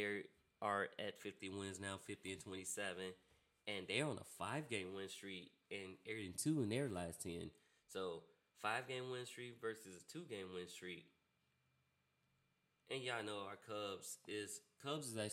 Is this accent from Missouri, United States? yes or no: no; Chicago, Illinois, United States; I'm from Chicago, and I rep city hard